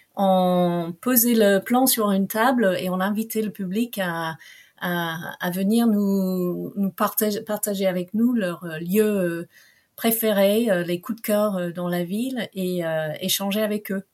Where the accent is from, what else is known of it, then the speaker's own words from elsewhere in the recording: England, United Kingdom; French is a second language; now in France; je suis anglaise